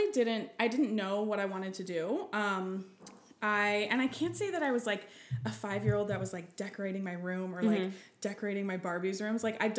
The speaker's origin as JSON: {"language": "English", "town": "St. Petersburg", "region": "Florida", "country": "United States", "tie": "born or raised there", "said": "So I grew up in Florida, in St. Pete, and I grew up, obviously with my parents and then a younger sister. We grew up by the beach"}